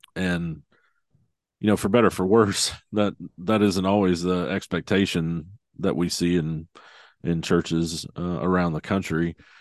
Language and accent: English; Arkansas, United States; now in Tulsa, United States; I'm, I'm from Arkansas originally, so bordering uh, Oklahoma.